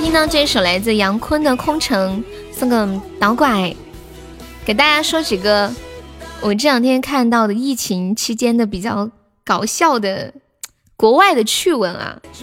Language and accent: Chinese; Sichuan, China; accent: Sichuanese; 用我们四川话来说